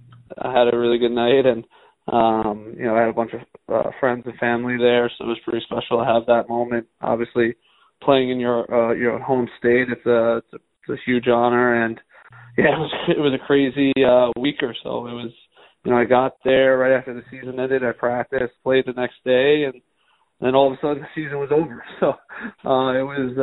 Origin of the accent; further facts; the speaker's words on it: Long Island, New York, United States; I'm actually a New York Rangers fan from Long Island